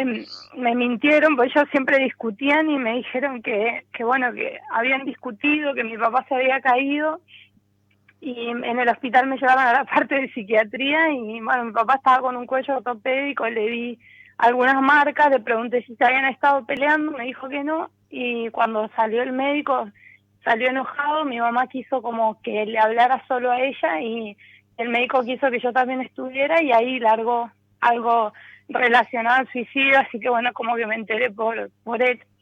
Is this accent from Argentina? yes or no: yes; San Rafael, Mendoza, Argentina; now in San Luis, Argentina; en realidad es San Rafael, bueno, ahí viví mucho tiempo y hace unos años estoy viviendo acá en San Luis